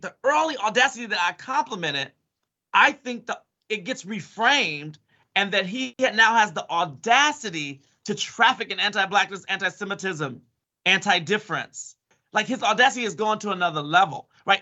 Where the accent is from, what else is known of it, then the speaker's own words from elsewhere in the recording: Chicago, Illinois, United States; I'm from Chicago.